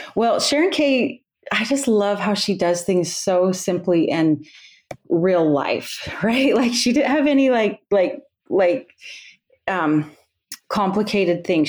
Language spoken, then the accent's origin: English; Utah, United States; moved away as an adult; also born or lived in Iowa / Pennsylvania / Texas; now in Alaska, United States; I grew up in Utah